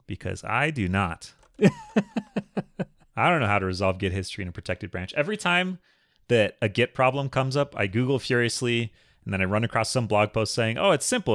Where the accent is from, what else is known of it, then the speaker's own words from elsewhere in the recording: Minnesota, United States; I grew up in Minnesota